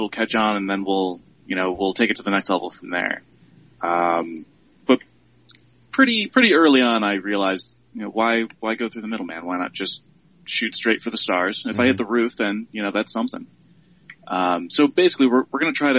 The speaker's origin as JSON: {"language": "English", "region": "Central New York", "country": "United States", "moved": "yes", "lives_now": "Pittsburgh, United States", "said": "I'm from Central New York. So I'm, if you're familiar with Utica or Syracuse, that general area"}